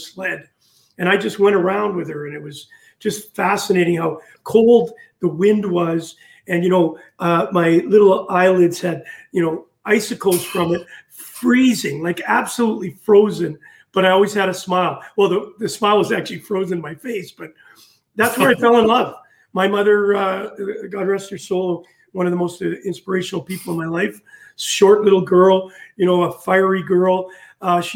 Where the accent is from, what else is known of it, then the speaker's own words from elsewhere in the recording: Winnipeg, Manitoba, Canada; moved away as an adult; also born or lived in Fife, Scotland; coming from Winnipeg, Manitoba, Canada